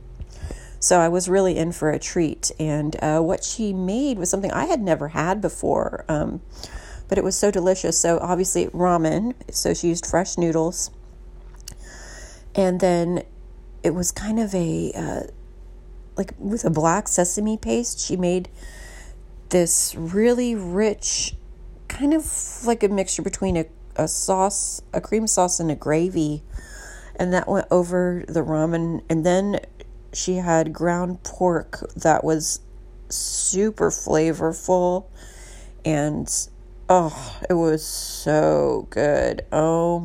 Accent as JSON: {"language": "English", "town": "Indianapolis", "region": "Indiana", "country": "United States", "tie": "born or raised there", "also_born_or_lived": "Texas", "moved": "yes", "lives_now": "San Francisco, United States", "said": "Growing up in the Midwest, before I moved to Texas, there was a St. Paddy's Day parade every year in Indianapolis"}